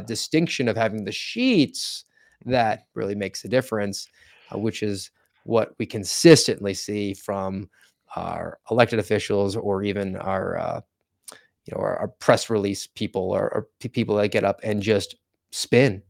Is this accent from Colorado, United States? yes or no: no; Volusia County, Florida, United States; I hail from Volusia County, Florida